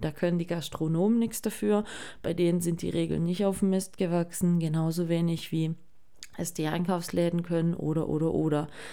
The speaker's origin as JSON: {"language": "German", "region": "Baden-Württemberg", "country": "Germany", "said": "bei uns in Baden-Württemberg"}